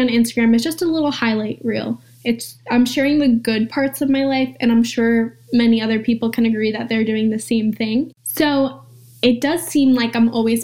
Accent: Long Island, New York, United States; I'm from Long Island

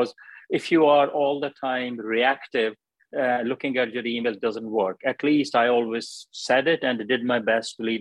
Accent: Pakistan; moved away as an adult; also born or lived in Glasgow, United Kingdom / Wales, United Kingdom; now in United Kingdom; I came from Pakistan, did my first degree

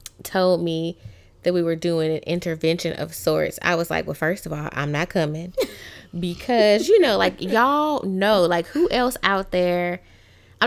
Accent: Tuscaloosa, Alabama, United States; now in Louisiana, United States; I am from Tuscaloosa, Alabama

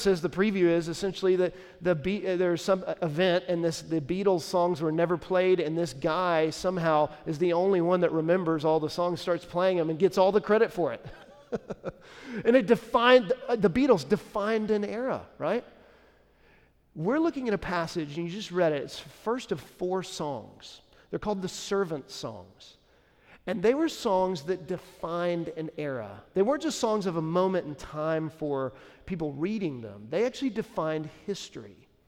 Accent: Nashville, Tennessee, United States; You know, when people say, hey, where are you from? You say Nashville, like, oh, okay.

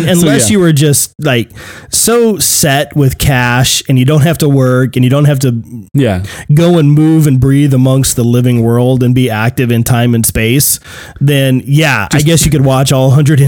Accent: Arizona, United States; I said, dude, I'm not from New York. I said, I'm from Arizona.

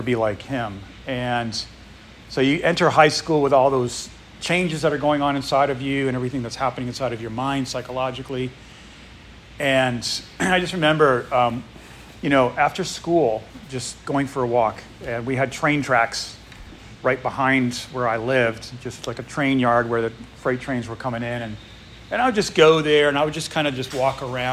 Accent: New England, United States; moved away; I grew up in New England.

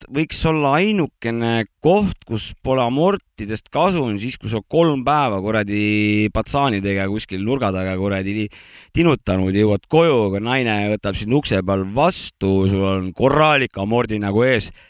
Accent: Kilingi-Nõmme, Pärnu County, Estonia; meie kodulinna Kilingi-Nõmme.

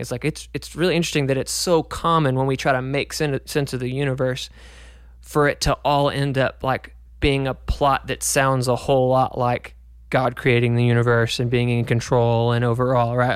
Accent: United States; growing up in America

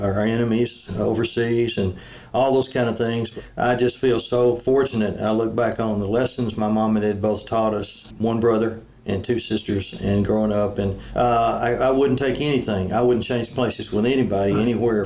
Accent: Tarrant, Alabama, United States; I grew up in the early 50s or mid 50s to 60s down in a little town right outside of Birmingham called Tarrant

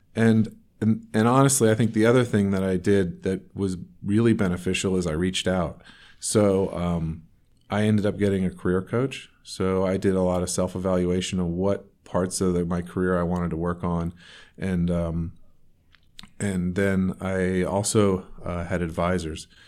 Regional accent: North Carolina, United States; moved away as an adult; also born or lived in Raleigh, North Carolina / the Northeast; now in Portland, United States; I actually grew up in North Carolina but not in. I, I was living in Raleigh, North Carolina, and grew up about 45 minutes from there

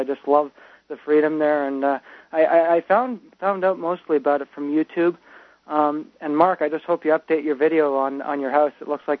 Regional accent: Quebec, Canada; I'm from Quebec

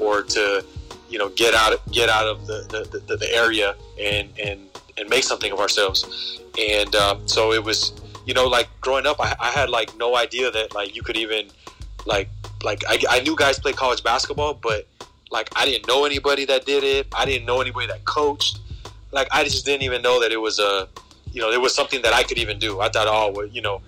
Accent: Montebello, California, United States; growing up in Montebello

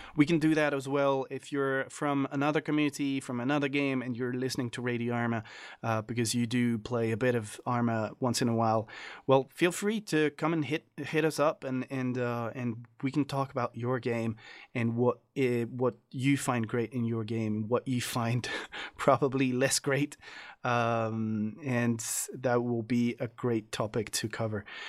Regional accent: France; I am from France

